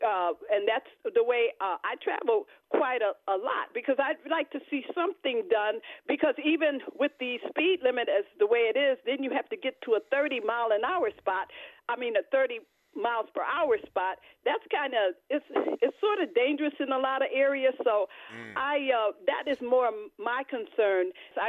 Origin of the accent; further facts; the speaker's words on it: Buffalo, New York, United States; I grew up in Buffalo all of my 72-year life.